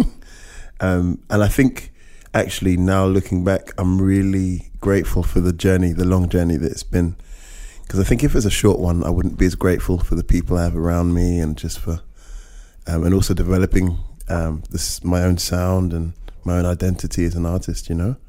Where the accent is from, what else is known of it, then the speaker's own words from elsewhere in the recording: United Kingdom; I'm I'm a British Caribbean